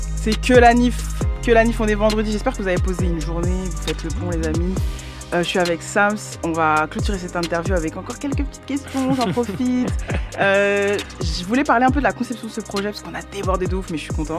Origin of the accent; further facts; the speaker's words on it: France; je suis française